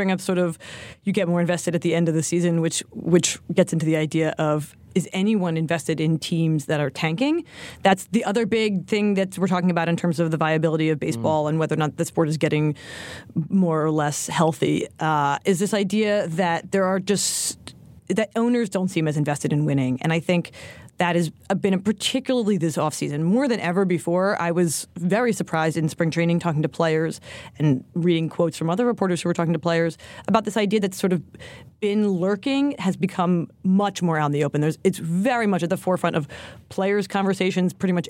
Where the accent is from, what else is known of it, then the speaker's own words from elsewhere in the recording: Philadelphia, Pennsylvania, United States; I'm from Philly